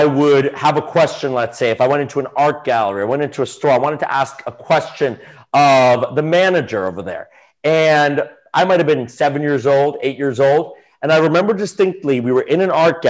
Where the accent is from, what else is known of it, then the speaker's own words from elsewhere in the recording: New York City, New York, United States; Yeah, I grew up on the Upper East Side of Manhattan.